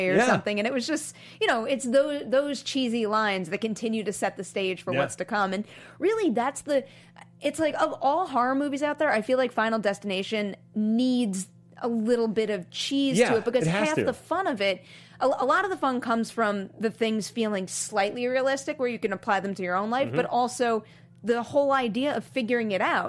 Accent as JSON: {"language": "English", "area": "Nassau County, Long Island", "region": "New York", "country": "United States", "tie": "born or raised there", "said": "Nassau County, Long Island, where I grew up"}